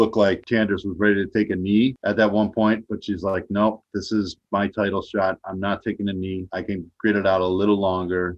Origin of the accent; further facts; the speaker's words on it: Chicago, Illinois, United States; I grew up on the South Side of Chicago